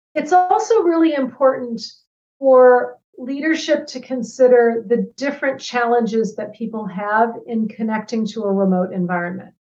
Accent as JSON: {"language": "English", "town": "Ann Arbor", "region": "Michigan", "country": "United States", "tie": "born or raised there", "also_born_or_lived": "West Africa / Washington, D.C. area", "moved": "as an adult", "said": "I grew up in Ann Arbor, Michigan. Um, and I left when I was 18"}